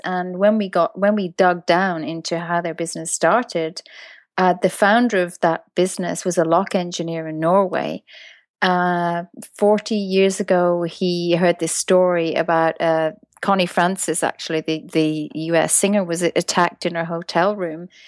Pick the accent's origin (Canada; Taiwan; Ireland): Ireland; moved away; I'm from Ireland originally